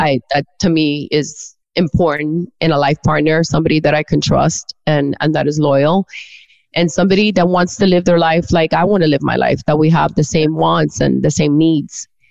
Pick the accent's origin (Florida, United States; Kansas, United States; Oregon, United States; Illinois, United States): Florida, United States; Miami; I've always lived here